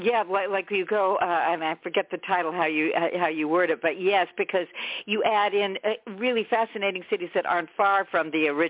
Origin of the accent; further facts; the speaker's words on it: San Francisco, California, United States; Because I'm just going to say something again about San Francisco, my hometown, but I didn't know this.